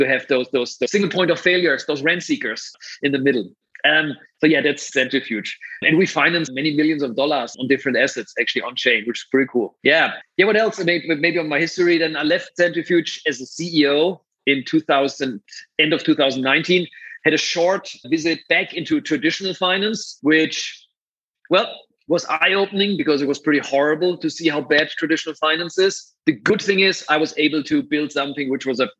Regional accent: Germany; accent: German; English is a second language; moved away as an adult; also born or lived in San Francisco; you hear my beautiful German accent. That's where my career started.

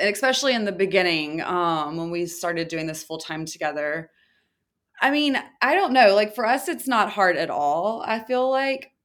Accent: the South, United States; moved away; I'm from the South. My entire family owns their own businesses. It's just a small town, and that's more of a mentality where I'm from

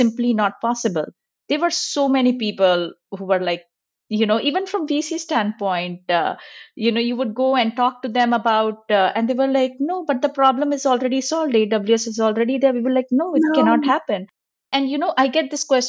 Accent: India; moved away; I'm originally from India.

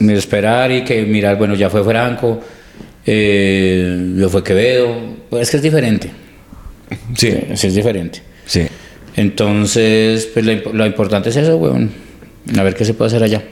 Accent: Colombia; somos colombianos

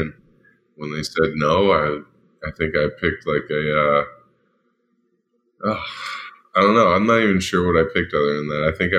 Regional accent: Dublin, Ohio, United States; also born or lived in Farrell, Pennsylvania; I was originally from Faro, Pennsylvania, just an hour north of the city or so, and then moved to Dublin, Ohio, as a kid, where football was also a big, rich tradition.

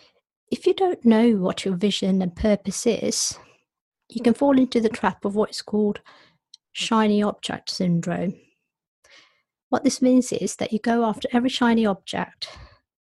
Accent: Nairobi, Kenya; moved away; I was born in Nairobi, and my parents were born in India.

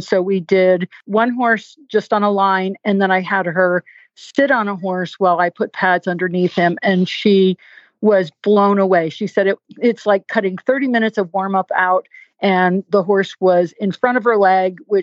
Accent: New England, United States; now in Virginia, United States; I'm from New England and the roads are all windy, twisty. And I've been living in Virginia so long

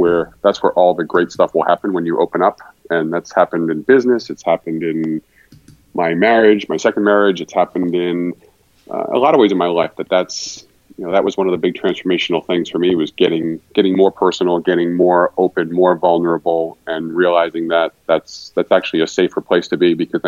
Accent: Rhode Island, United States; also born or lived in Boston / Los Angeles / Austin; I'm actually closer to Fort Worth than Dallas, but I grew up in New England, in Rhode Island, then Boston, then Los Angeles, then Austin, then here.

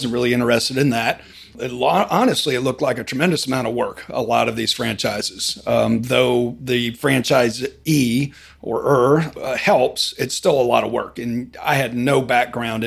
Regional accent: Frederick, Maryland, United States; now in Birmingham, United States; I grew up in Maryland, outside the Washington, D.C. area, Frederick area.

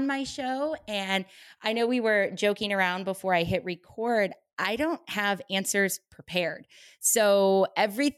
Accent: St. Louis, Missouri, United States; moved away as an adult; now in Los Angeles, United States; I'm originally from St. Louis, Missouri. So I was born and raised in the Midwest

